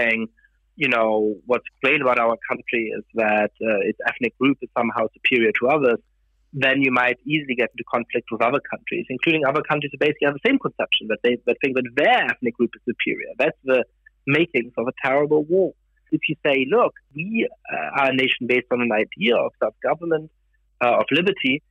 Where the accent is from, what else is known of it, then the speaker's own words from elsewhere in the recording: Germany; also born or lived in Italy / France / United Kingdom; now in United States; I grew up in Germany. I've lived in Italy and France and the United Kingdom and the United States.